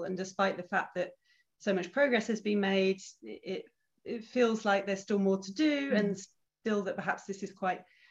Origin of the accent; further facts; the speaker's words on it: United Kingdom; moved away as an adult; now in Switzerland; I was brought up in Britain, but my mum's Canadian and my dad's British.